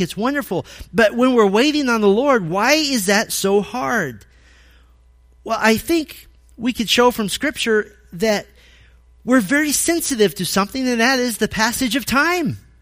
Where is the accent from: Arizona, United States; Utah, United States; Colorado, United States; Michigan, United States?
Arizona, United States; moved away; I grew up in Arizona